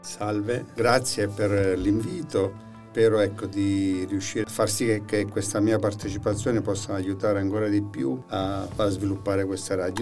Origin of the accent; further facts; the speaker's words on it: San Valentino in Abruzzo Citeriore, Abruzzo, Italy; now in Orsogna, Italy; sono vivo a Orsogna, sono nato a San Valentino in Abruzzo Cigeriore, però poi per vicende familiari che eh, abbiamo dovuto ecco, trasferirci a Orsogna